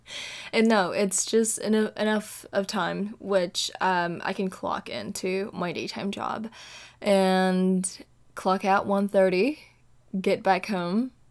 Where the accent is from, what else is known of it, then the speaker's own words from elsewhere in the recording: Indonesia; moved away as an adult; now in California, United States; born and raised in Indonesia, recording for you straight from the state of California